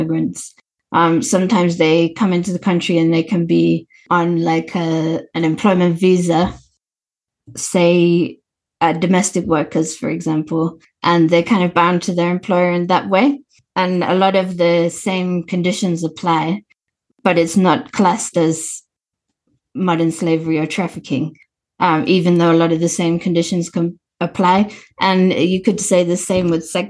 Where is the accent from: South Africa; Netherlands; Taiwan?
South Africa; as a South African who's experienced apartheid conditions